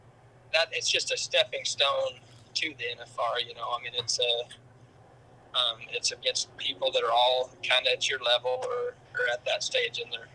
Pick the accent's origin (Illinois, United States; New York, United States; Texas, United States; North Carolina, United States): Texas, United States; Throckmorton; Throckmorton, Texas.